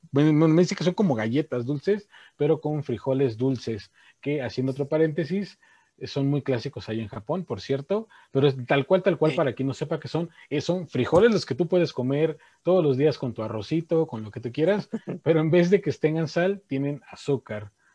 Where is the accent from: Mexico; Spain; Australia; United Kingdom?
Mexico; nosotros como mexicanos